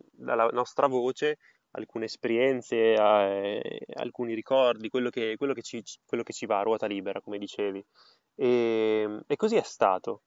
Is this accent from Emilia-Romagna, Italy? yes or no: yes; Parma, Emilia-Romagna, Italy; In realtà sono a Parma, nella mia città natale